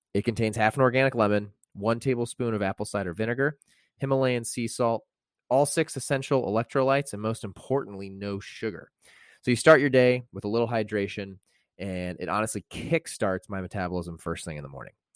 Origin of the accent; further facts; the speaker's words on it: Indiana, United States; I grew up in Indiana